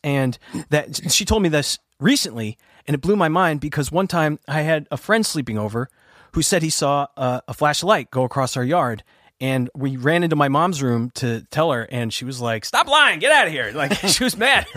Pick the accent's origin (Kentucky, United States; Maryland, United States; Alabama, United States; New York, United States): New York, United States; Oyster Bay; I'm from Oyster Bay, New York, on Long Island, and um, I uh, grew up in a house